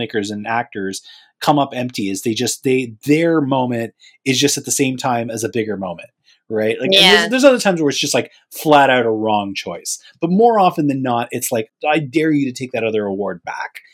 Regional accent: Canada; as a Canadian

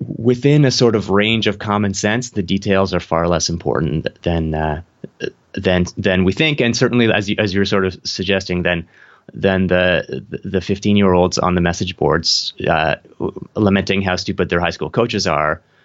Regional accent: Canada; I'm in Toronto, I'm from Canada

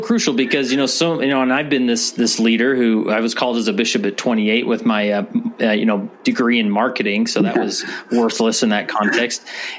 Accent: West Valley City, Utah, United States; So I was born and raised in Utah, particularly in West Valley City, Utah, which is just west of Salt Lake City.

